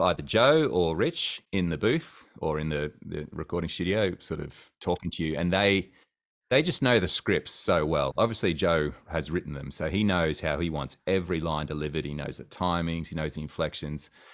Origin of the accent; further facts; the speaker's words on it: Cairns, Queensland, Australia; I grew up in Cairns, um, North Queensland, which is a smaller city.